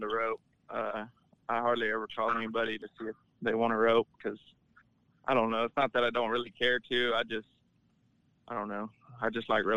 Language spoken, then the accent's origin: English; Belleville, United States; Belleville, which is my hometown rodeo